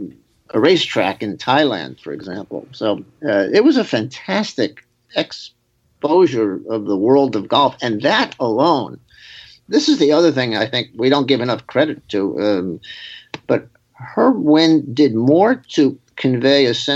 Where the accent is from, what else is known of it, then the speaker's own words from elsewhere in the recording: New York City, New York, United States; I was growing up in New York City.